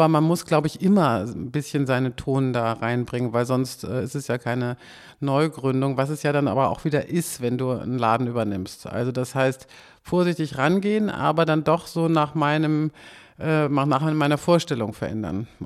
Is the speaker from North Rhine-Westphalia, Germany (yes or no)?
no; Kiel, Schleswig-Holstein, Germany; now in Berlin, Germany; Ich komme aus Kiel, das ist eine Kleinstadt und das war grässlich.